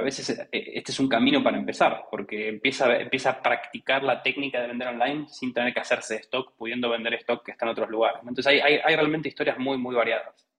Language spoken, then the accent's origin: Spanish; Argentina; accent: Argentine; soy Argentina por mi, por mi acento